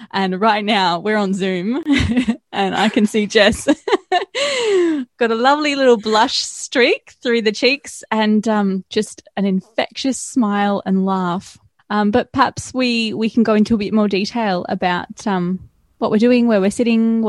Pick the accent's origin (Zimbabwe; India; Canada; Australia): Australia; Gold Coast, Queensland; now in Melbourne, Australia; I'm from the Gold Coast, yeah.